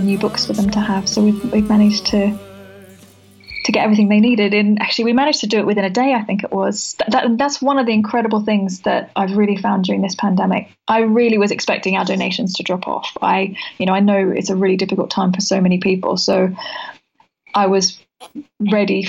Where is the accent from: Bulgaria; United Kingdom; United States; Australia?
Australia; moved away; I'm from Australia originally